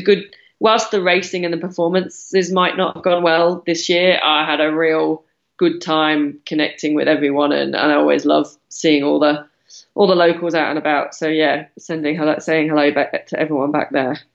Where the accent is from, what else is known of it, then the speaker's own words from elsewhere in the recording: United Kingdom; moved away; I'm British